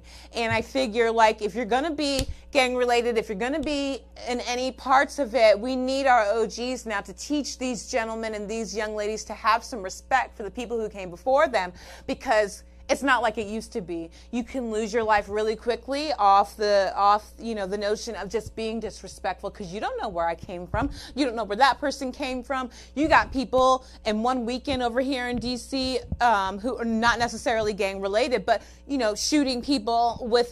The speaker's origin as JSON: {"language": "English", "region": "California", "country": "United States", "said": "I'm from California"}